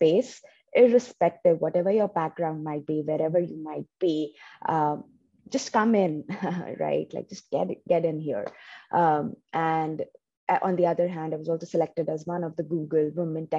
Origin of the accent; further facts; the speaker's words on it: India; English is a second language; moved away as an adult; also born or lived in New Jersey, United States; now in United States; For 22 years, I was in my home state back in India.